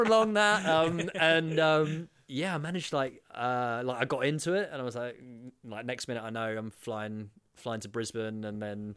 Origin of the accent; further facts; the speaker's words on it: London, United Kingdom; moved away as an adult; also born or lived in Swansea, Wales; I grew up in London